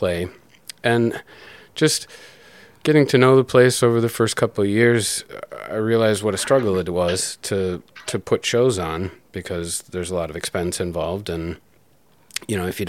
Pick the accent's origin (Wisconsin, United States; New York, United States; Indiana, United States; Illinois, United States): Wisconsin, United States; Green Bay; also born or lived in Milwaukee, Wisconsin / Watertown, Wisconsin; now in Kenosha, United States; Always Wisconsin, but I was a boy in Green Bay